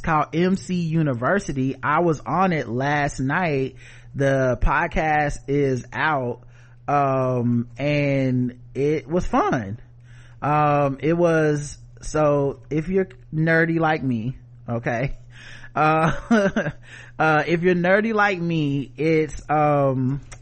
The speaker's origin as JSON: {"language": "English", "region": "the South", "country": "United States", "said": "I'm from the South"}